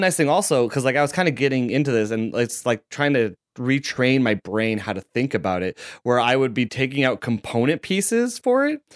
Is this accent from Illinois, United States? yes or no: yes; Chicago, Illinois, United States; I'm from Chicago